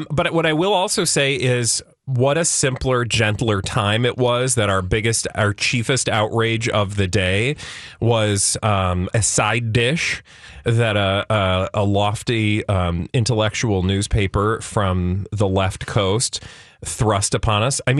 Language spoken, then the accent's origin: English; Minnesota, United States; I've never heard of grape salad before in my life. I was born and raised here in Minnesota.